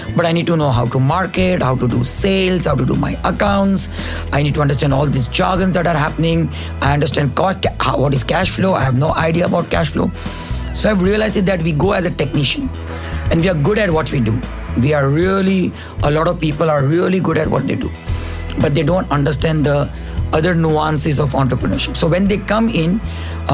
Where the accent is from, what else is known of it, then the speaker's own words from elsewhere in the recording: Mumbai, Maharashtra, India; moved away as an adult; now in Dubai, United Arab Emirates; I come from Bombay, been in Dubai from 2005